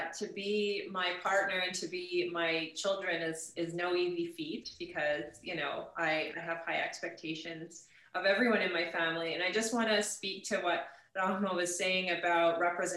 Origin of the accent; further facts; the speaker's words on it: St. Albert, Alberta, Canada; I grew up in St. Albert